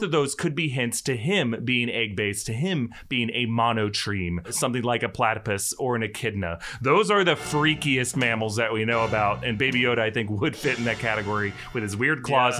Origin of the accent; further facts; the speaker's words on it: North Florida, United States; I'm from North Florida, not South Florida